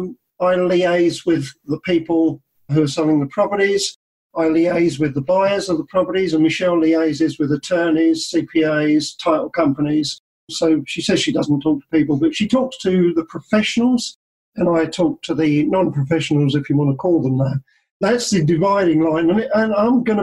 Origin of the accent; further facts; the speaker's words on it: New Zealand; I'm from New Zealand